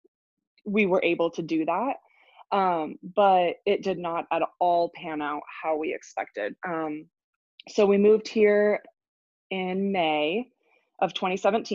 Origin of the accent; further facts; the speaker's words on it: Washington, United States; moved away; We're both from Washington State